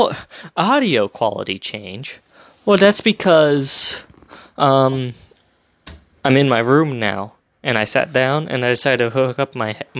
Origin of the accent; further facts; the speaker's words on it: United States; I'm an American